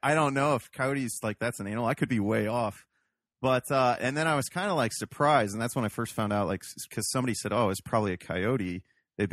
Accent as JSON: {"language": "English", "region": "Ohio", "country": "United States", "tie": "born or raised there", "said": "I grew up in Ohio"}